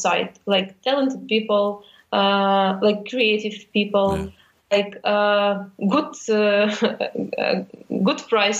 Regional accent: Odesa, Odesa Oblast, Ukraine; English is a second language; moved away as an adult; now in Kyiv, Ukraine; I'm originally from Odessa

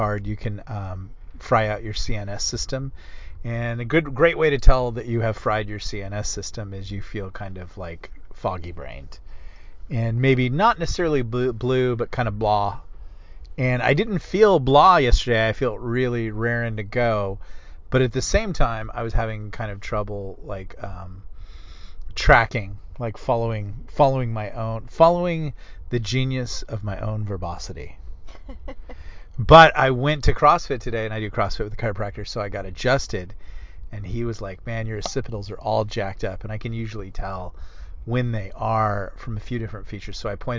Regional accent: United States; I'm Black Irish-American

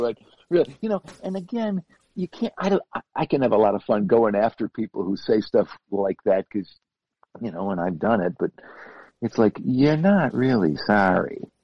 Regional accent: Buffalo, New York, United States; I come from Buffalo

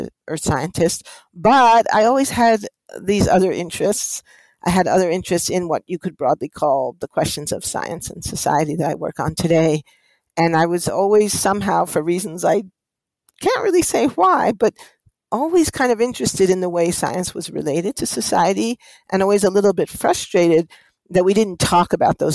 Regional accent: New York City, New York, United States; I grew up in the heart of New York City on the Upper West Side of Manhattan

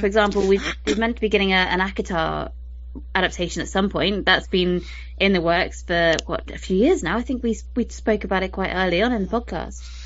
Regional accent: United Kingdom; I'm British

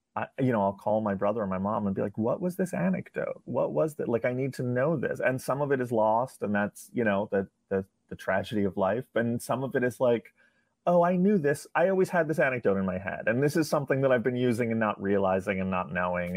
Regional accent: New York, United States; I, I grew up in New York

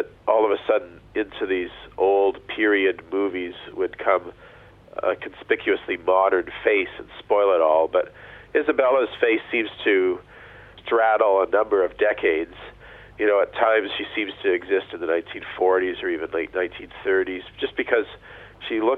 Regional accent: Canada

